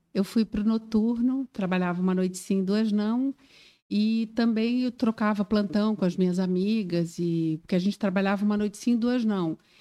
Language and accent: Portuguese; Rio de Janeiro, Brazil; moved away as an adult; also born or lived in Florianópolis, Brazil; now in Joinville, Brazil; Eu sou carioca, sou do Rio de Janeiro